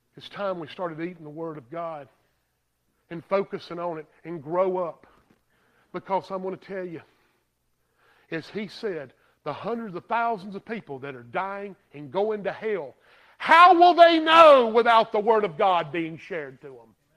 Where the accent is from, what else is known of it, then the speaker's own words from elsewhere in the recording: Greer, South Carolina, United States; I'm from Greer